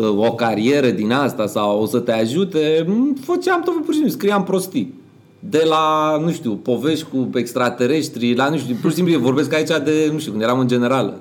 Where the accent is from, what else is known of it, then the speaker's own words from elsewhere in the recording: Romania; noi ca români